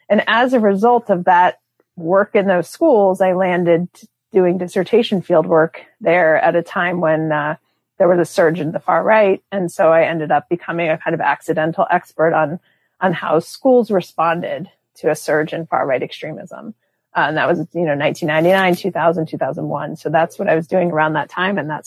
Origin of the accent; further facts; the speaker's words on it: Easton, Pennsylvania, United States; I grew up in a small town, Pennsylvania, a town called Easton